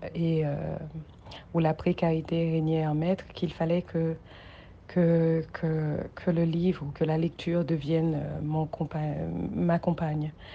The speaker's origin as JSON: {"language": "French", "country": "Haiti", "tie": "born or raised there", "said": "j'ai grandi en Haïti"}